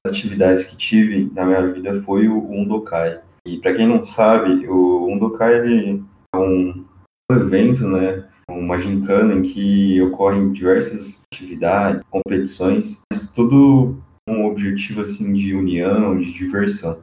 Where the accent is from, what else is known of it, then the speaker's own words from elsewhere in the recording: São José do Rio Preto, São Paulo, Brazil; also born or lived in Bauru; eu sou natural de São José do Rio Preto, São Paulo